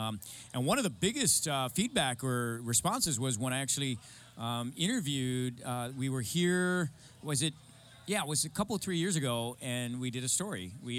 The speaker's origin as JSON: {"language": "English", "country": "Guam", "tie": "born or raised there", "moved": "as an adult", "said": "being born and raised on Guam and then moving out here and, you know, going to college and then having a career out here"}